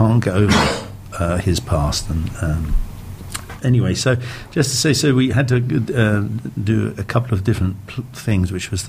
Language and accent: English; England, United Kingdom; also born or lived in London; as an Englishman from the United Kingdom